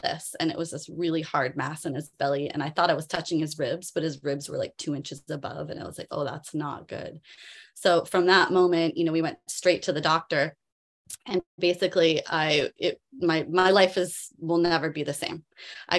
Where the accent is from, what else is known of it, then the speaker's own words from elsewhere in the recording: Canada; moved away as an adult; now in Maui, United States; I'm Canadian. I grew up in Canada.